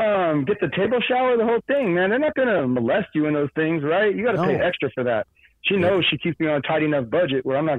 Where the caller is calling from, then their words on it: Glendale, Arizona, United States; I'm right over here on the west side, man. Over here in Glendale, Peoria, Maryville, wherever I need to be.